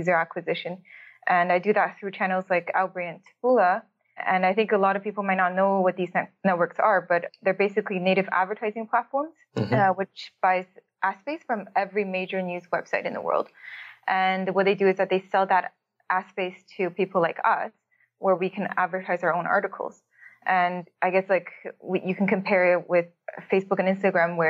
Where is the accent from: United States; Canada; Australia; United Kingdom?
Canada; Toronto, Ontario; moved away as an adult; now in Berlin, Germany; I'm from Toronto.